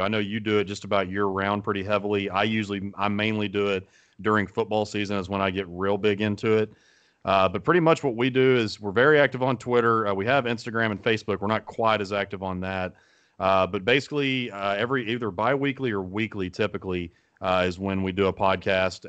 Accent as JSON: {"language": "English", "region": "Arkansas", "country": "United States", "tie": "born or raised there", "moved": "yes", "lives_now": "Texas, United States", "said": "growing up in Arkansas"}